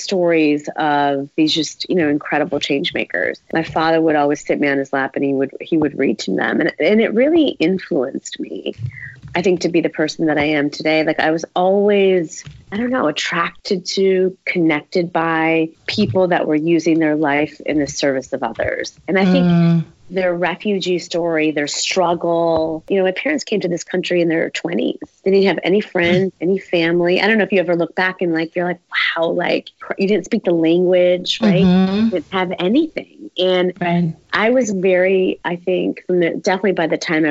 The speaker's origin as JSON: {"language": "English", "town": "Berwyn", "region": "Illinois", "country": "United States", "tie": "born or raised there", "said": "I was born in Berwyn, Illinois, which is right outside of the city."}